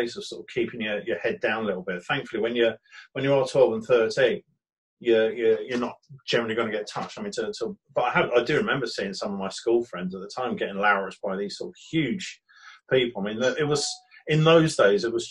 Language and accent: English; Brighton, South East England, United Kingdom; I was born in Brighton, Buckingham Road Hospital, just up from Brighton Station